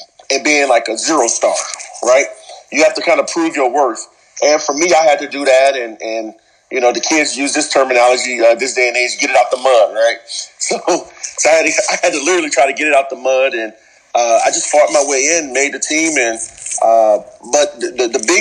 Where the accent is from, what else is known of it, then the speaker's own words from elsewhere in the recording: Louisiana, United States; moved away as an adult; also born or lived in Michigan; I'm originally from Louisiana